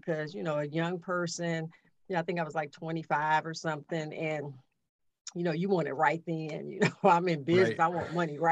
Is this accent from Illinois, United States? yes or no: yes; Chicago, Illinois, United States; I grew up in Chicago